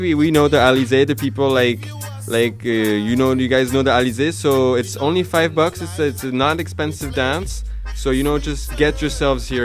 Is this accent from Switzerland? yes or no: yes; Switzerland; I come from Switzerland